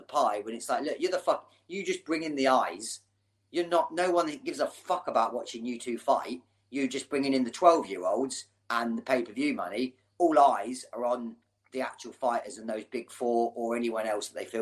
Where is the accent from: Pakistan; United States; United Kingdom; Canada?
United Kingdom; England; as English people